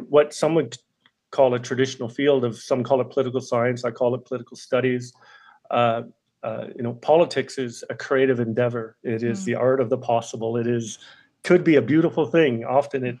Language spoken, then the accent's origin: English; Sydney, Nova Scotia, Canada; moved away; growing up in Sydney, Cape Breton, is in the 1980s